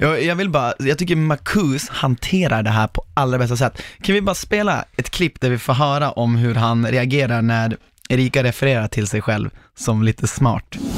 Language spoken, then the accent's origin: Swedish; Norrland, Sweden; accent: norrländska; när jag pratar norrländska.